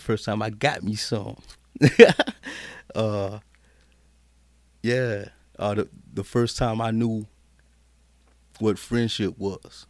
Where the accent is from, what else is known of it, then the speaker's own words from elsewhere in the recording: Carolina, United States; also born or lived in Killeen, Texas; I'm really a Carolina baby.